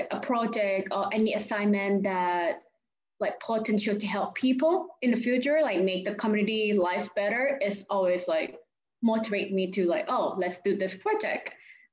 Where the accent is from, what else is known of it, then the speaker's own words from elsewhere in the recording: Thailand; English is a second language; moved away as an adult; now in Houston, United States; I'm from Thailand